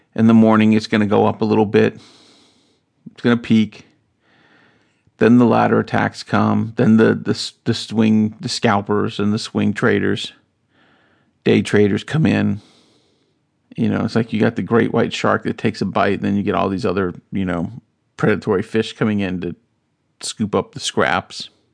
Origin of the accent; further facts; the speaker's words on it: North Carolina, United States; I grew up in North Carolina, South